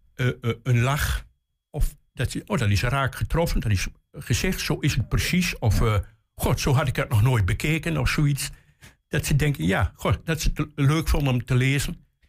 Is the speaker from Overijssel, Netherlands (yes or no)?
yes; Hengelo, Overijssel, Netherlands; ik kom uit Hengelo